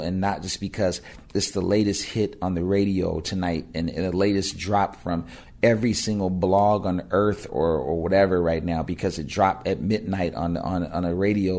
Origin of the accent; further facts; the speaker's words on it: Pasadena, California, United States; me and my buddies in my hometown of Pasadena made it a rap group called JSD